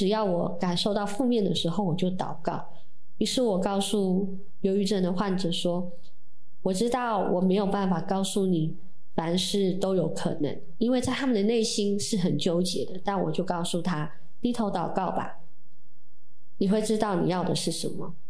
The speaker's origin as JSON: {"language": "Chinese", "town": "Jianshi", "region": "Hsinchu County", "country": "Taiwan", "tie": "born or raised there", "said": "在我们的家乡尖石乡有非常非常多的基督徒"}